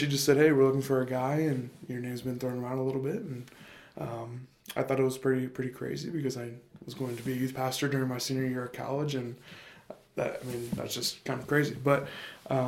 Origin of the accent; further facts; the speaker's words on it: Ashville, Ohio, United States; I'm from Asheville, Ohio, so just about 30 minutes directly south of Columbus. I graduated from Taze Valley High School in 2019.